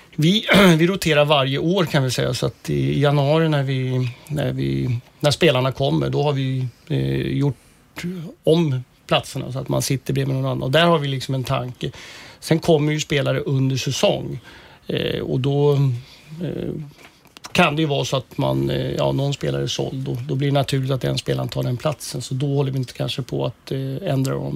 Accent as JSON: {"language": "Swedish", "town": "Uppsala", "region": "Uppsala County", "country": "Sweden", "tie": "born or raised there", "said": "Jag kommer ju från Uppsala och jag har en klasskompis som eh, eh jag gick årskurs 1 till 9 gjorde jag och han"}